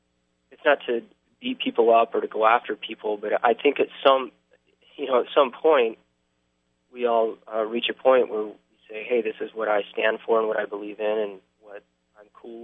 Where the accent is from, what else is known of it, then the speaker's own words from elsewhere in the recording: South Dakota, United States; But plus, you know, I grew up in the upper Midwest, you know, I grew up in South